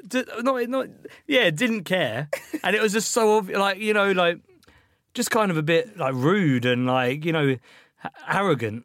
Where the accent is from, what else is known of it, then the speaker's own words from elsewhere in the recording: Ashford, South East England, United Kingdom; also born or lived in Liverpool; I grew up in Ashford, which is just like a pretty shit town